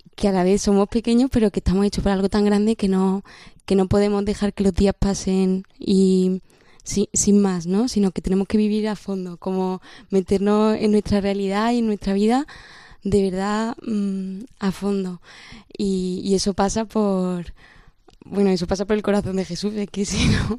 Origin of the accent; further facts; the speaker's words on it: Córdoba, Andalusia, Spain; tengo 21 años y soy de Córdoba